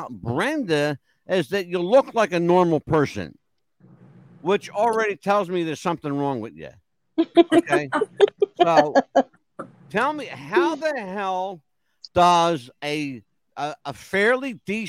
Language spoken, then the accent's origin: English; Northeast, United States; I grew up here in the Northeast